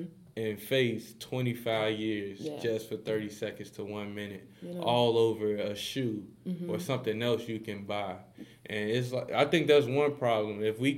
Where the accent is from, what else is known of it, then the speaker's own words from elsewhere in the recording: Chicago, Illinois, United States; We're from Chicago, so we see a lot of people around our age